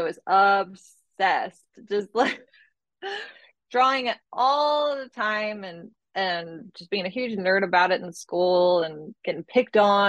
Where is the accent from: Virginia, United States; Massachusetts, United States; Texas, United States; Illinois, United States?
Virginia, United States; Northern; moved away as an adult; also born or lived in Provo, Utah; I am from Northern Virginia, from the DC area